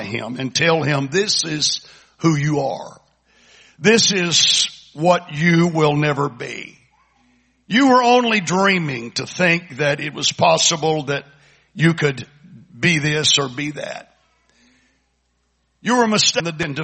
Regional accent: Kingwood, Texas, United States; we're from Kingwood

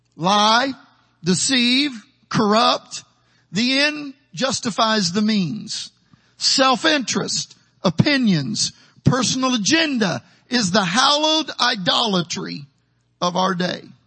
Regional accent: Taylorville, Illinois, United States; moved away as an adult; also born or lived in Houston, Texas / San Benito, Texas; now in Texas, United States; my hometown in Taylorville, Illinois

